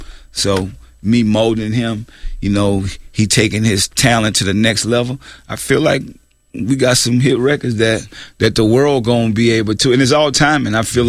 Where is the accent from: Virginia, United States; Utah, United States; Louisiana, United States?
Louisiana, United States; New Orleans; moved away; also born or lived in Richmond, California; I'm from New Orleans, so I know.